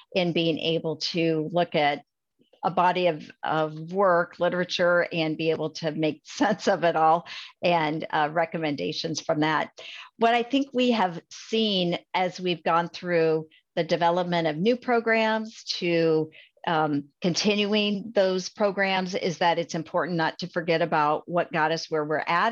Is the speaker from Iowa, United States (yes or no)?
yes; Adair County, Iowa, United States; I grew up in Adair County and graduated from Adair Casey High School. uh, that's in Iowa